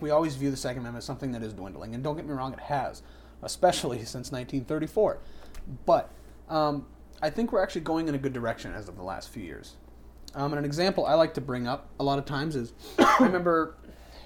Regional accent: New Hampshire, United States; I'm a native New Hampshireite.

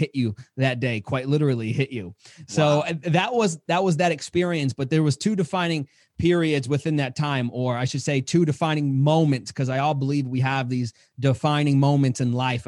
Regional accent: New York City, New York, United States; as a child growing up in Queens, New York

